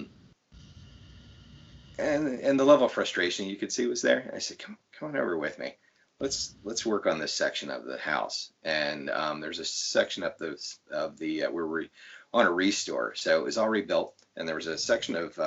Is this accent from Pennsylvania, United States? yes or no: yes; Lancaster County, Pennsylvania, United States; I grew up in the Lancaster County area